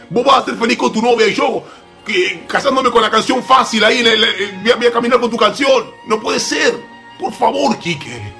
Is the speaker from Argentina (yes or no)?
yes; Argentina; accent: Argentine; Voy a ser lo menos argentino posible, chicos. Perdónenme si se me va el acento.